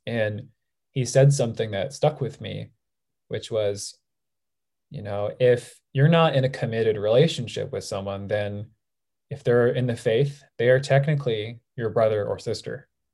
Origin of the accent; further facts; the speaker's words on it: Southern California, United States; I grew up in Southern California my whole life.